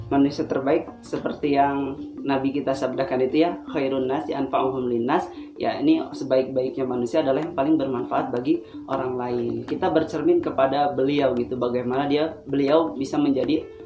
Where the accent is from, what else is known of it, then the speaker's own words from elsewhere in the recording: Lampung, Indonesia; now in Baleendah, Indonesia; kalau asli saya tinggal uh, asli dari Lampung.